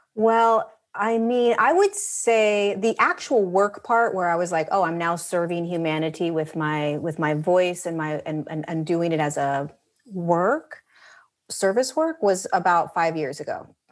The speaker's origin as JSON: {"language": "English", "region": "Southern California", "country": "United States", "tie": "born or raised there", "said": "We, we grew up in Southern California"}